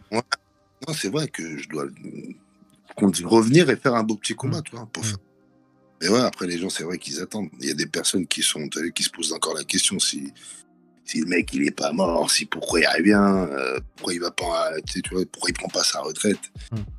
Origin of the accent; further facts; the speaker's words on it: Draveil, Île-de-France, France; viens du 91 à Draveil. J'ai grandi dans une cité qui s'appelle les Bergeries, euh, dans l'Essonne.